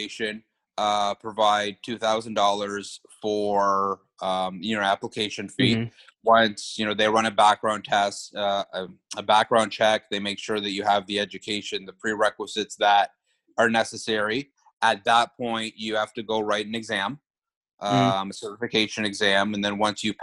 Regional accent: Canada; being Canadian

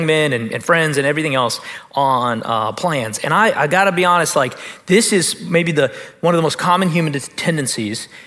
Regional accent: United States; I'm American

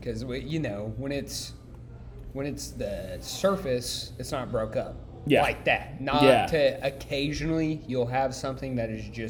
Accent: Midwest, United States; I'm from the Midwest.

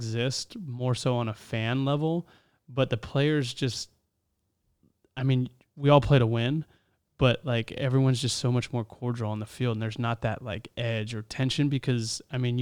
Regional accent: Southern California, United States; Growing up in Southern California

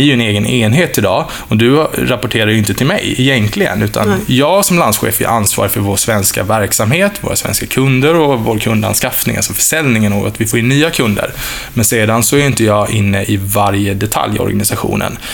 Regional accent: Oskarshamn, Kalmar County, Sweden; moved away; also born or lived in Stockholm / Lund; jag är född faktiskt i Stockholm, men jag profilerar mig ofta som smålänning, för det har jag bott egentligen hela mitt liv

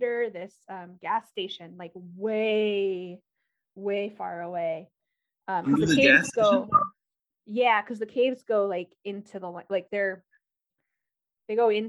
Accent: Maui, Hawaii, United States; moved away; I grew up on Maui

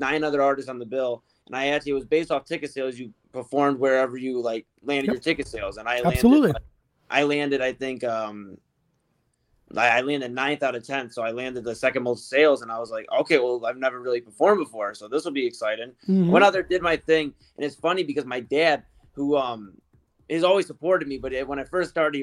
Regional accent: Cleveland, Ohio, United States; also born or lived in Parma, Ohio; I grew up in Old Brooklyn, which is like really Cleveland.

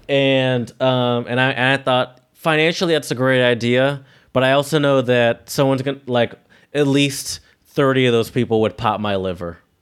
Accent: United States; me as the American

